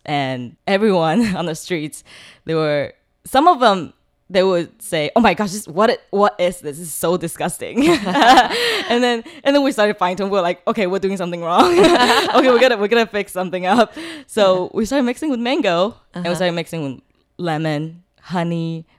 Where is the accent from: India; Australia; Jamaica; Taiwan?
Taiwan; also born or lived in South Carolina / California; I was born in South Carolina, but when I went back from Taiwan to study and work, I was in California.